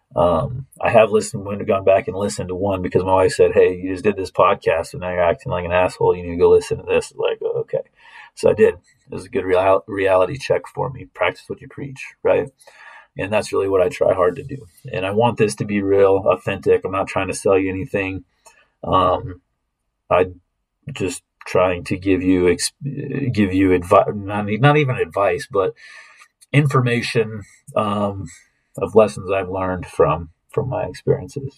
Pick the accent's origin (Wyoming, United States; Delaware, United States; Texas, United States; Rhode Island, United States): Wyoming, United States; the Wyoming Cowboys because that's my home state